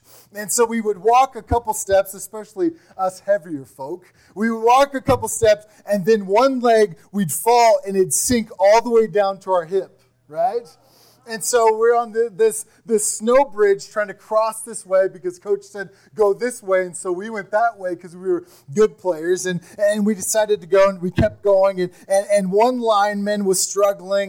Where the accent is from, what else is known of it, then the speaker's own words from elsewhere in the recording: Kansas, United States; I'm from Kansas